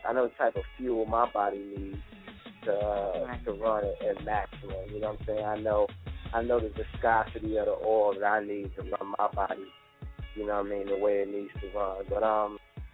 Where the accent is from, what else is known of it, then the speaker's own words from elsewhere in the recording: Chicago, Illinois, United States; moved away as an adult; also born or lived in Atlanta; growing up in Chicago